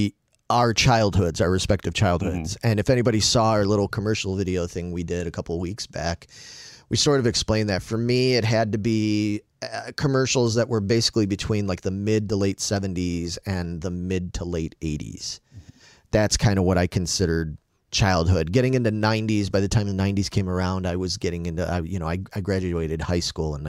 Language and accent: English; Chicago, Illinois, United States; growing up in Chicago